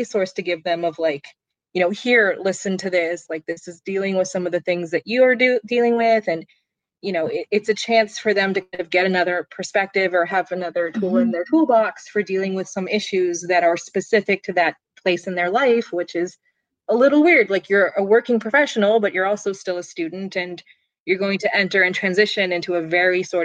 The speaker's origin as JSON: {"language": "English", "town": "Phoenix", "region": "Arizona", "country": "United States", "tie": "born or raised there", "moved": "yes", "said": "I was raised in Phoenix"}